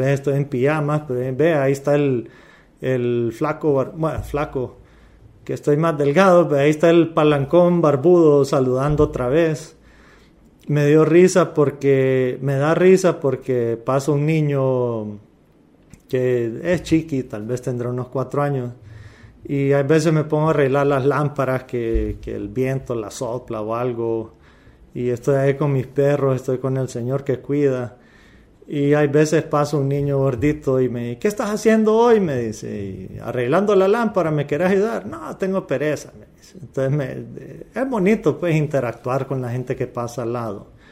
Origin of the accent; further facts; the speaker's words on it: Honduras; moved away as an adult; also born or lived in Louisiana, United States; yo soy hondureño, yo soy latino